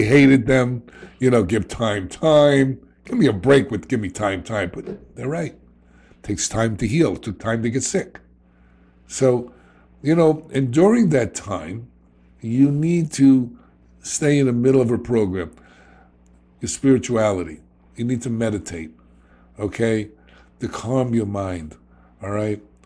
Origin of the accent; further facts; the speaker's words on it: New York City, New York, United States; accent: New York; I'm a kid from the South Bronx.